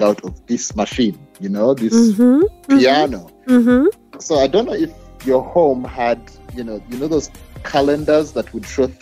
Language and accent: English; Kampala, Central Region, Uganda; I was born and raised in Uganda, in Kampala.